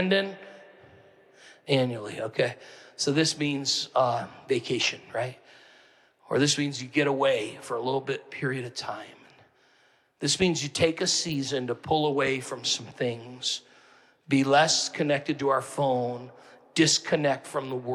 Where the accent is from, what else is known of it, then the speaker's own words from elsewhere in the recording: Northeast, United States; I'm from the Northeast